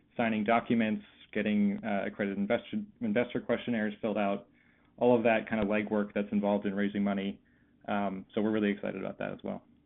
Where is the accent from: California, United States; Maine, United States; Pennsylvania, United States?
Pennsylvania, United States; Philadelphia; I grew up in the Philadelphia area, uh, and after college, I came back home